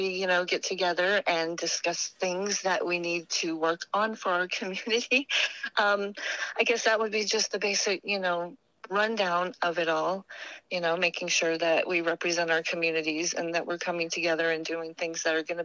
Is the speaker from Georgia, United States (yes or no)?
no; Beaufort, South Carolina, United States; moved away as an adult; now in Hawaii, United States; I came from South Carolina, Beaufort.